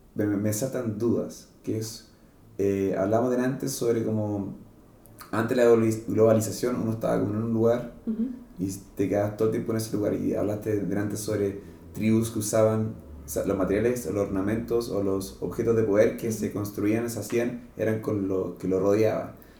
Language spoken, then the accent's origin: Spanish; Santiago, Santiago Metropolitan Region, Chile; yo nací acá en Santiago